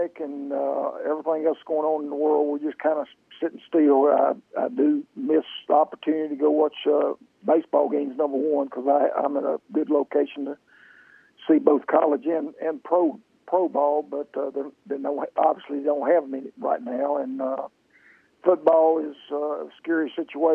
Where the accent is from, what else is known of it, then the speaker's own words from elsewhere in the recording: North Carolina, United States; I was born and raised in North Carolina.